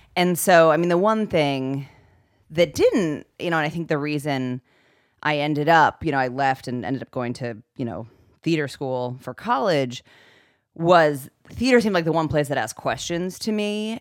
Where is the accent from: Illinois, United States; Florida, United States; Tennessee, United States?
Illinois, United States; Oak Park; I grew up, um, just outside of Chicago in Oak Park, Illinois.